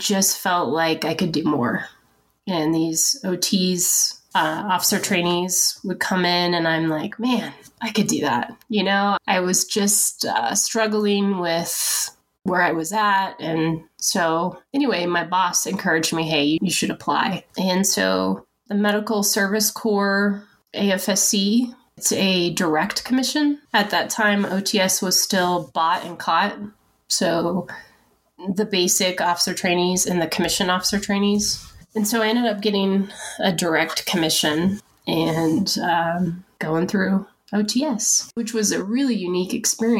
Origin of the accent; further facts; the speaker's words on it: Washington, United States; moved away as an adult; We moved to Fairchild, which I'm from Washington State. So I was excited to be about 4 hours from my family